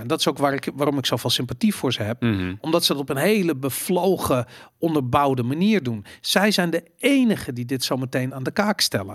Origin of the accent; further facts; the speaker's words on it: Netherlands